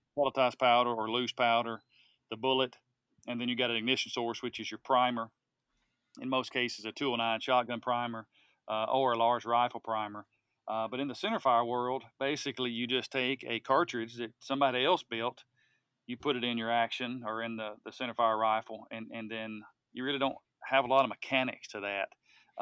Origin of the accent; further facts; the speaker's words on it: Tennessee, United States; which is what I grew up utilizing here in Tennessee